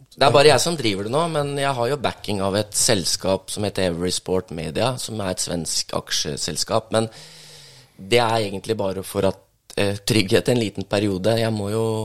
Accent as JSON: {"language": "Norwegian", "town": "Langhus", "region": "Akershus", "country": "Norway", "also_born_or_lived": "Bøler, Oslo", "lives_now": "Oslo, Norway", "said": "jeg bor på Bøler og er fra Langhus."}